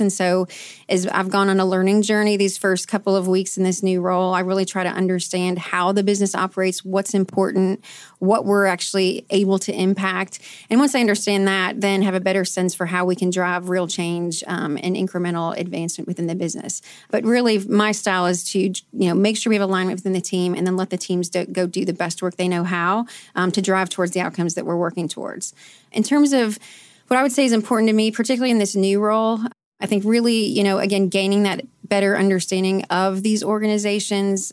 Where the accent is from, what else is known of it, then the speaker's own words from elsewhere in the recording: Canton, Ohio, United States; moved away as an adult; now in Louisville, United States; I'm from Canton, Ohio, actually. I moved to Louisville to go to Bellarmine University